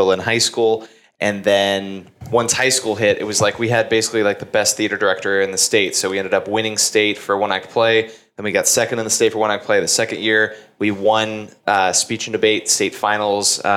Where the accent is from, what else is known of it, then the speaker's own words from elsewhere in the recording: Carrollton, Texas, United States; Grew up in a suburb called Carrollton